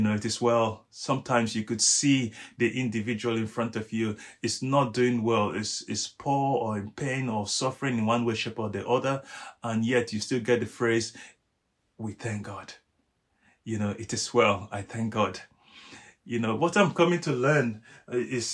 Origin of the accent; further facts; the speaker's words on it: Nigeria; I'm Nigerian. Each time I drive past one of the biggest rocks in my home country in Nigeria